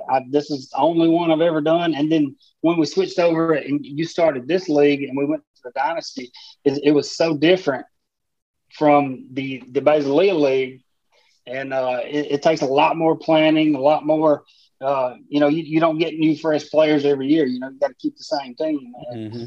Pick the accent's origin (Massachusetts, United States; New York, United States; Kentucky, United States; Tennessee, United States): Tennessee, United States; moved away as an adult; now in Mississippi, United States; I live in Tennessee my whole life, born and raised